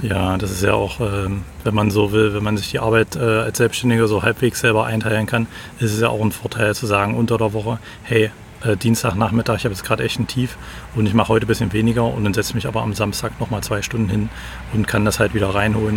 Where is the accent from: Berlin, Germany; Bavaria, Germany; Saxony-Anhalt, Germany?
Saxony-Anhalt, Germany; Magdeburg; now in Halle, Germany; Ich komme ursprünglich aus Magdeburg und mittlerweile, ich komme immer so ein Stück südlicher, bin mittlerweile in Halle gelandet